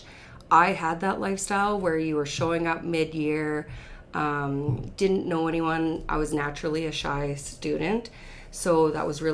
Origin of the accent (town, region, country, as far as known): the Battlefords, Saskatchewan, Canada; born or raised there; also born or lived in Red Deer, Alberta